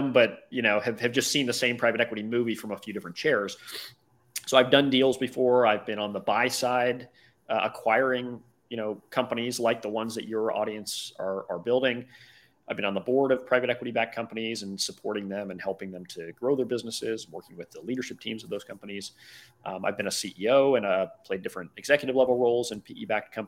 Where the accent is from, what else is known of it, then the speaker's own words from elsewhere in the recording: Cincinnati, Ohio, United States; I was born and raised in Cincinnati, Ohio in the Midwest